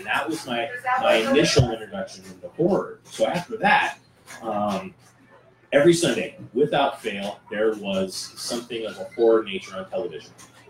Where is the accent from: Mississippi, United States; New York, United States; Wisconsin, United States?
Wisconsin, United States; now in Colorado, United States; I'm actually a Wisconsin native, so Colorado is not my home.